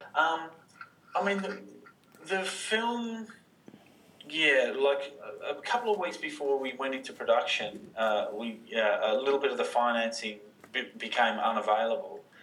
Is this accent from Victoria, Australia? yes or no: yes; Wodonga, Victoria, Australia; I grew up in in Wodonga